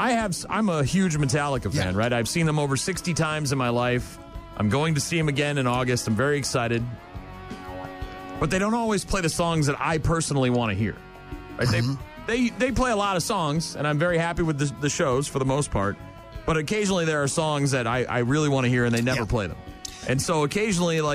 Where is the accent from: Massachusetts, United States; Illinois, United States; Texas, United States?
Massachusetts, United States; near Salem; moved away; Growing up there, I sort of have a love-hate relationship with Salem